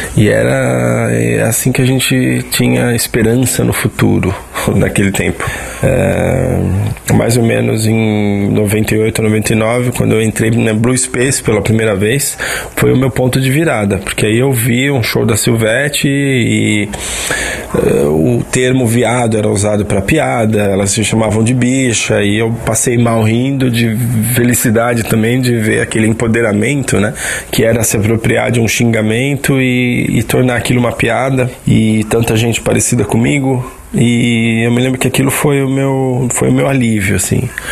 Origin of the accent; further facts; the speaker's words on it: São Paulo, Brazil; now in Southern Brazil; eu tenho 36 anos, sou de São Paulo, mas vivo no Sul